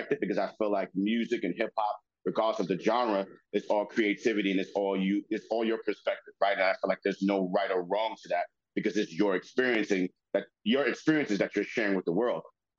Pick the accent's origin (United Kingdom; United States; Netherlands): United States; New York City, New York; Even though I grew up in the Bronx, I grew up in the hood, I grew up in the projects, 169th Washington Avenue